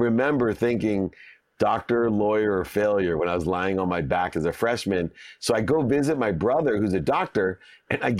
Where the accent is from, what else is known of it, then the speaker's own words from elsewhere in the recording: Akron, Ohio, United States; growing up in Akron, Ohio, I had very little